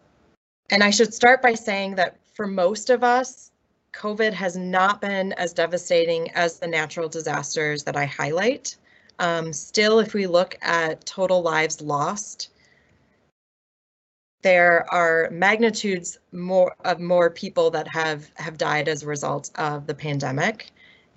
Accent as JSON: {"language": "English", "town": "Milwaukee", "region": "Wisconsin", "country": "United States", "tie": "born or raised there", "said": "my hometown of Milwaukee, Wisconsin"}